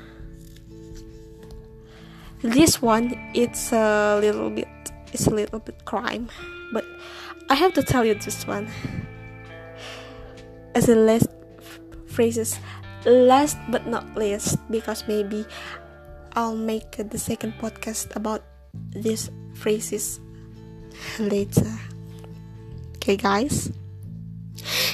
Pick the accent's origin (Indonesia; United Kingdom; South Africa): Indonesia; first language Indonesian; English is a second language; I'm Indonesian and Indonesia is my native language.